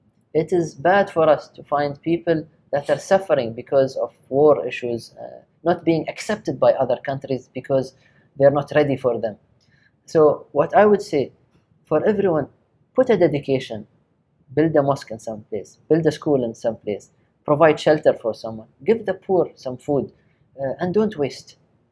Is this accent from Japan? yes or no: yes; Japan; even though I was raised in Japan, we never eat with ate with a chopstick.